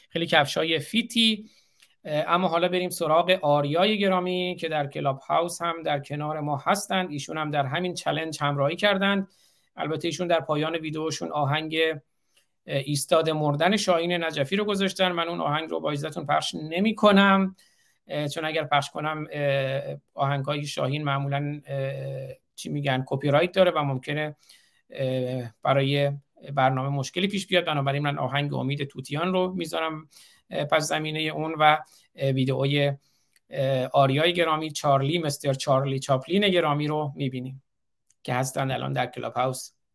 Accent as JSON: {"language": "Persian", "country": "Iran", "also_born_or_lived": "Isfahan", "moved": "yes", "lives_now": "Michigan, United States", "said": "من چون ایرانی هستم"}